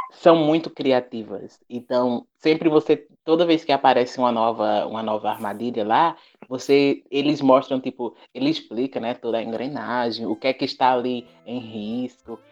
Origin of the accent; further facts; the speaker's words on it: Brazil; first language Portuguese; also born or lived in Petrolina, Brazil; depois que eu voltei para o Brasil